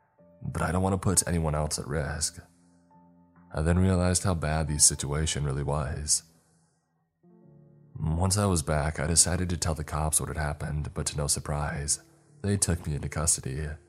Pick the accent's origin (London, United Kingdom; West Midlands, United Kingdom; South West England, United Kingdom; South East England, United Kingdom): South East England, United Kingdom; Growing up in Kent, Attenborough, and documentaries were the closest that I could get to the African savannas